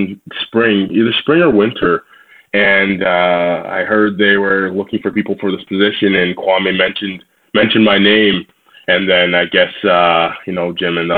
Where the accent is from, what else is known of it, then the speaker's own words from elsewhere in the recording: Toronto, Ontario, Canada; Growing up in the Toronto area, I played for a team called the Skills Black Aces